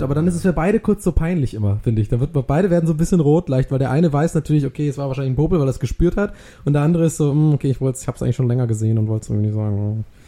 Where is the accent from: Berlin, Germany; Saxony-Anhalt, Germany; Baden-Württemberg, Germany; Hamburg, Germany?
Baden-Württemberg, Germany; Swabia; bei uns in Schwabenland